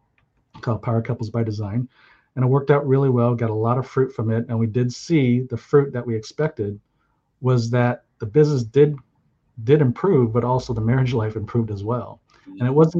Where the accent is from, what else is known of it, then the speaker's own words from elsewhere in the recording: San Jose, California, United States; also born or lived in Hawaii; I grew up in Silicon Valley